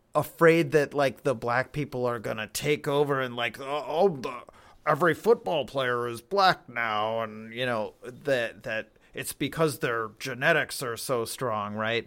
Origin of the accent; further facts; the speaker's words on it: Berlin, Wisconsin, United States; Berlin is my hometown. Yeah, not New Berlin